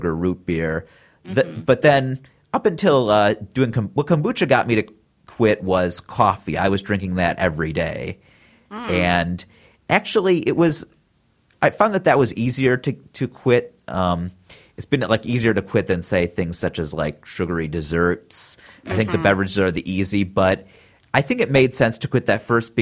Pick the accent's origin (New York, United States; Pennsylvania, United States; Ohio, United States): Ohio, United States; Cleveland; now in California, United States; I'm from Cleveland.